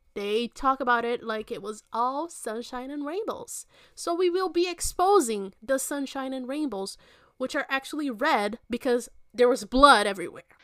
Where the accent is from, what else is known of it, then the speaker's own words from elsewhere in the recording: Belo Horizonte, Minas Gerais, Brazil; Belo Horizonte, which is my hometown.